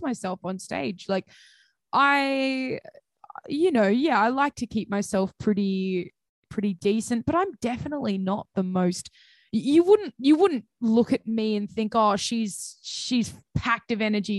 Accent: Central Coast, New South Wales, Australia; I'm from the Central Coast

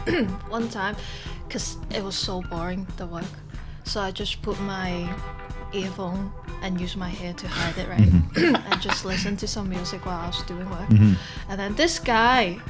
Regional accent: Hong Kong; moved away as an adult; I was born in Hong Kong.

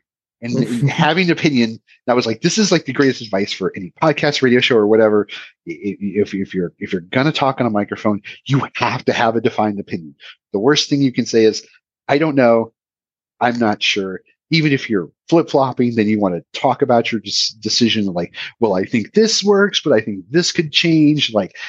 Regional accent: Oregon, United States; especially as someone growing up in Oregon

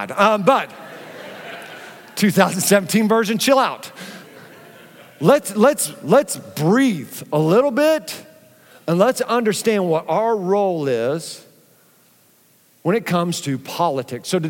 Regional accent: Philippines; born there; Um, I was born in the Philippines, not having to fill buckets with water and boiling some over a stovetop was such a big surprise for me.

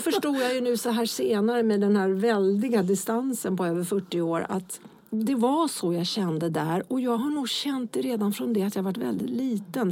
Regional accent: Lidingö, Stockholm County, Sweden; jag är uppväxt på Lidingö.

